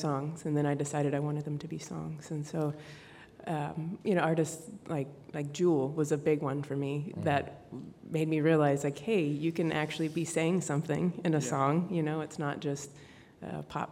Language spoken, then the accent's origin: English; Louisiana, United States; we actually live in Louisiana